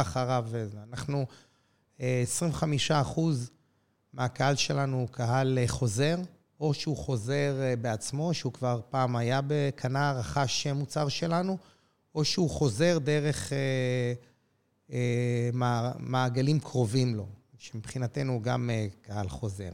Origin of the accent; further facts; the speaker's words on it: Jerusalem, Jerusalem District, Israel; נולדתי בירושלים, גר בירושלים